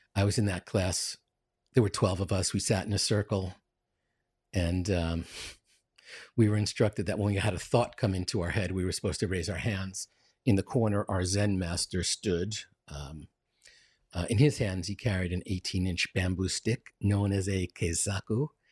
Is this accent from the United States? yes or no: yes; New York City, New York, United States; I'm from Queens, uh, Queens, New York.